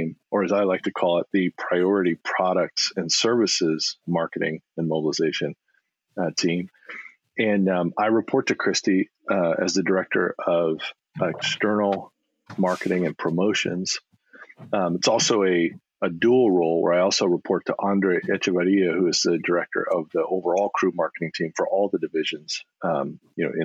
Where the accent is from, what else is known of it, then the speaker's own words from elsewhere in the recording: Rowland Heights, California, United States; moved away as an adult; also born or lived in Colorado / Las Cruces, New Mexico; I grew up in the San Gabriel Valley in a little town called Roland Heights.